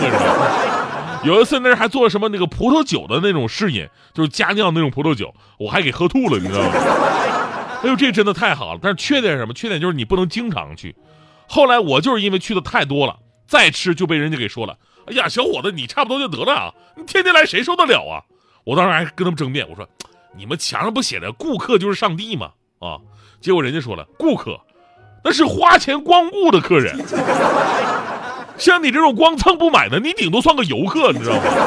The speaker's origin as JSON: {"language": "Chinese", "town": "Changchun", "region": "Jilin", "country": "China", "tie": "born or raised there", "said": "我老家吉林长春那边"}